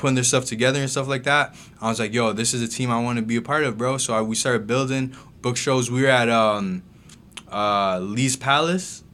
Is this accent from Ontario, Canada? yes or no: yes; Mississauga, Ontario, Canada; also born or lived in Jamaica / Kingston, Jamaica; I grew up in Mississauga, um, I was born in Jamaica, though.